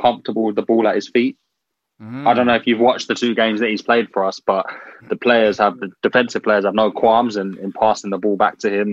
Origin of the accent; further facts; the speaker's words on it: Ireland; I'm Irish